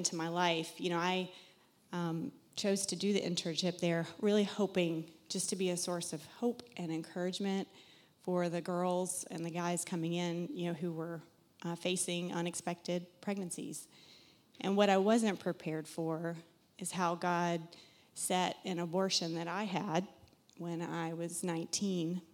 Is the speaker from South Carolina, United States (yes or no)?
yes; South Carolina, United States; moved away as an adult; now in Massachusetts, United States; You'll hear an accent. I'm from South Carolina originally.